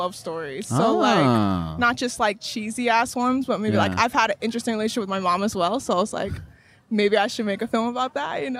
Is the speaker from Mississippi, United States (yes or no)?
no; Maryland, United States; also born or lived in New York; now in Los Angeles, United States; I'm from Maryland. And, like, I went back over there for a little bit because I moved to New York, and then I wanted to come back to LA for school.